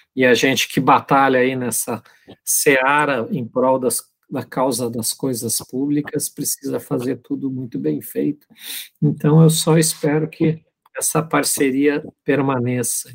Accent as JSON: {"language": "Portuguese", "town": "Pelotas", "region": "Rio Grande do Sul", "country": "Brazil", "tie": "born or raised there", "also_born_or_lived": "Frederico Westphalen", "moved": "as an adult", "said": "eu sou natural de Pelotas, mas eu estava há muito tempo fora de Pelotas, há quase 20 anos longe de Pelotas."}